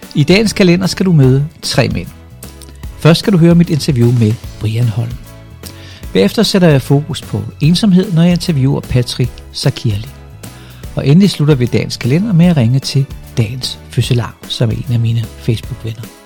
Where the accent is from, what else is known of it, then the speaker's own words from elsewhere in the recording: Funen, Southern Denmark, Denmark; hvad jeg er for en fynbo